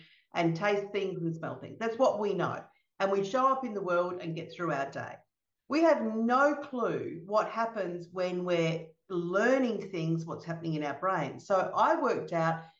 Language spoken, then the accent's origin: English; Melbourne, Victoria, Australia; I'm from Melbourne in Australia, and even though I'm in Australia